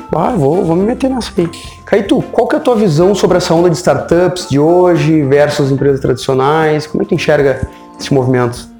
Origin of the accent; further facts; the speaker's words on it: Brazil; nós, como brasileiros